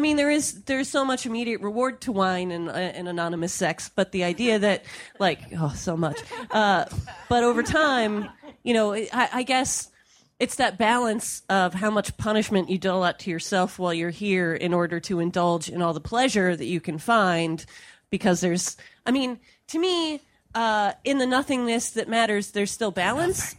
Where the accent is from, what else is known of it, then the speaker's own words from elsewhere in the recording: California, United States; I'm from California.